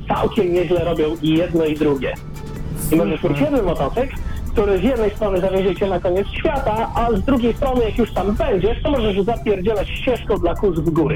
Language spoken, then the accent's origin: Polish; Poland; ja się wychowywałem na malutkiej wsi